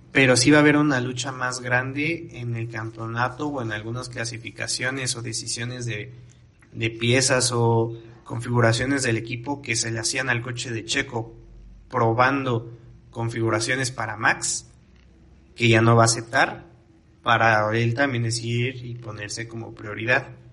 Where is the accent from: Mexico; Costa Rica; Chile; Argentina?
Mexico; como mexicanos